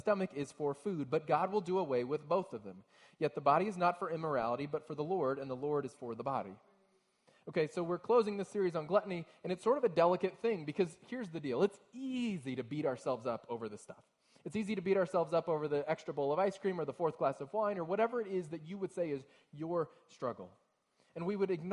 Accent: Texas, United States; now in Ohio, United States; I'm from Texas originally

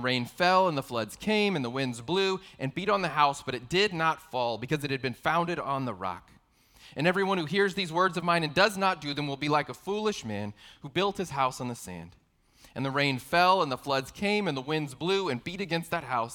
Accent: San Antonio, Texas, United States; I'm from San Antonio, also known as the Alamo City

